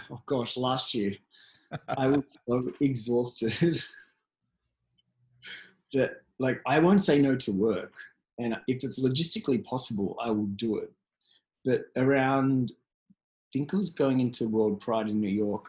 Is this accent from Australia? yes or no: yes; Australia; I'm from Australia